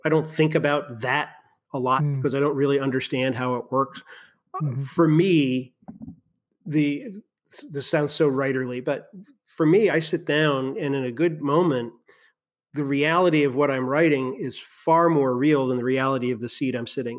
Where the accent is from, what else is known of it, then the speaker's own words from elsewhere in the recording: Virginia, United States; I grew up in Virginia. I still live in Virginia